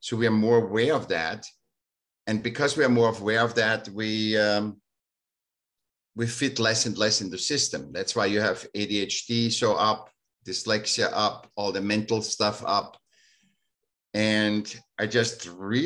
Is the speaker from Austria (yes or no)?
yes; Vienna, Austria; now in California, United States; I was born in Vienna